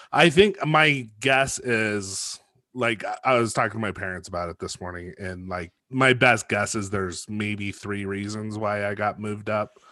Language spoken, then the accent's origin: English; Los Alamos, New Mexico, United States; I grew up in Los Alamos